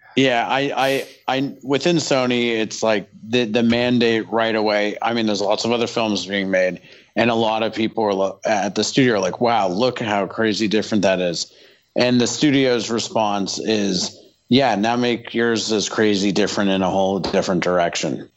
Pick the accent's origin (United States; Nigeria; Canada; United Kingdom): Canada; I'm from Canada